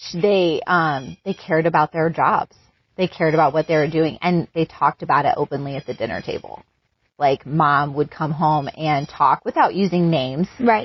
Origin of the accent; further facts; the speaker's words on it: United States; moved away as an adult; also born or lived in Singapore; being an American